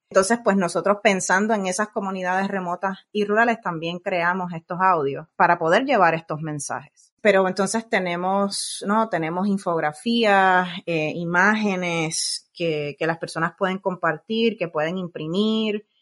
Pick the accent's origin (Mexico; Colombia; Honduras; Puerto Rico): Puerto Rico; now in California, United States; soy nacida y criada en Puerto Rico